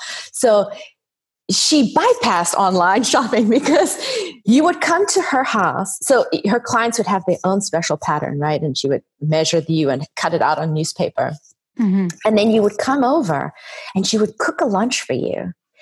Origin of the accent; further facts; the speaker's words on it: South Africa; So being South African, my dad's side of the family are all Italian, and that has influenced my style tremendously.